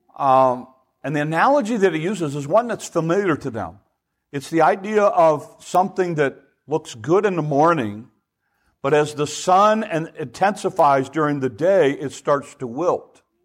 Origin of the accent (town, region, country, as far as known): United States